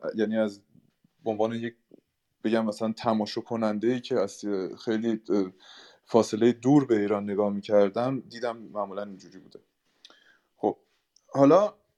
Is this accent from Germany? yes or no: yes; Germany; من به شخصه در آلمان به دنیا آمدم و در آلمان بزرگ شدم